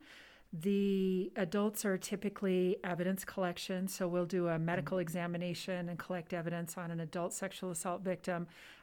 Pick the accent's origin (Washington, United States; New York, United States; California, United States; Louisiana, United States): California, United States; Southern; moved away as an adult; also born or lived in Los Angeles, California; now in Nevada, United States; I grew up in Southern California, born in the LA area, and then grew up pretty close to the Mexican border down in Southern California